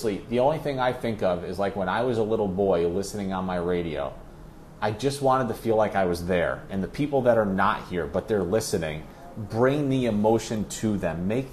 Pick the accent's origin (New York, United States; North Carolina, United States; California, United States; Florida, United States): New York, United States; Ithaca; moved away; I grew up in Ithaca, New York